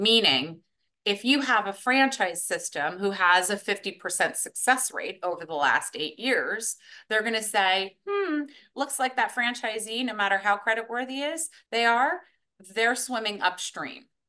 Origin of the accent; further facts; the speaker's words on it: New York, United States; was born in New York